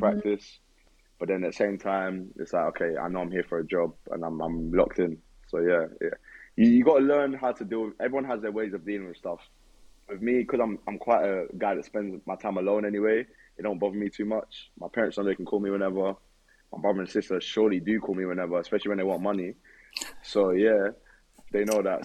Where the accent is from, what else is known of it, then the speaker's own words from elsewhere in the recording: United Kingdom; moved away; I'm a European. Uh, I'm, I'm from the UK.